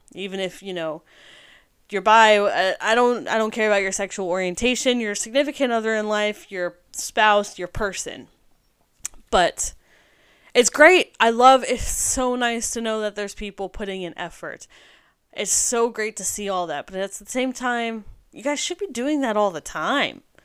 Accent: United States; I am an American

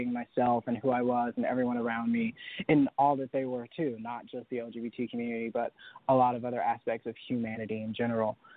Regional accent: Sanford, North Carolina, United States; So I grew up in Sanford, North Carolina, which is kind of the middle of nowhere, North Carolina.

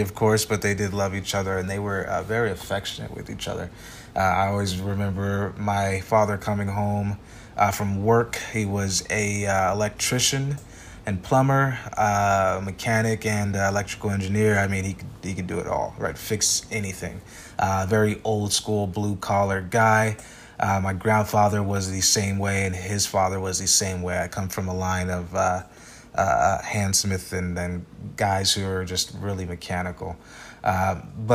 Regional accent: Phoenix, Arizona, United States; born and raised in Phoenix, Arizona. I grew up on the west side of town

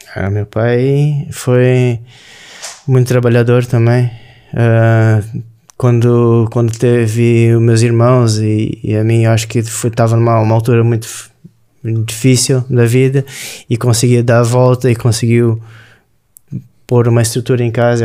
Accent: Rio Grande do Sul, Brazil; moved away as an adult; also born or lived in Florianópolis, Santa Catarina; now in Portugal; Eu sou do sul do Brasil, Rio Grande do Sul

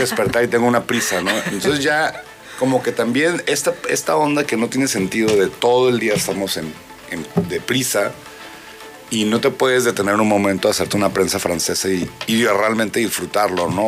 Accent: Mexicali, Baja California, Mexico; yo soy de Mexicali, el desierto

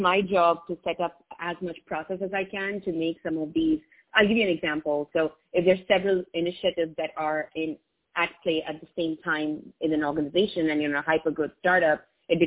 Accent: India; first language English; I learned English in India as my first language

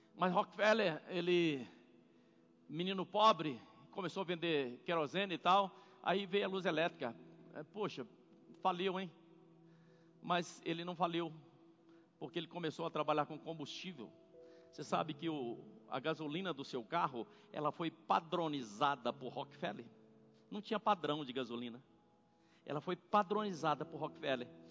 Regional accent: Corinto, Minas Gerais, Brazil; moved away; also born or lived in São Paulo; Minha cidade se chama Corinto

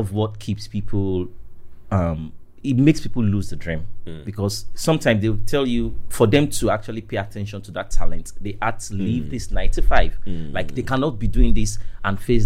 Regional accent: Nigeria; it's tough for being a Nigerian

